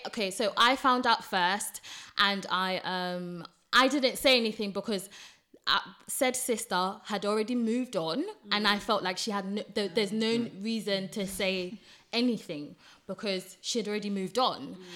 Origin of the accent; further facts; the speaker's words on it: Ghana; I'm Ghanaian, so obviously I'm gonna be pronouncing things different sometimes